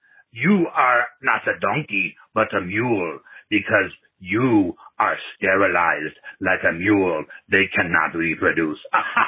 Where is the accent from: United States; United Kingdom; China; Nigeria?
Nigeria; from Nigeria.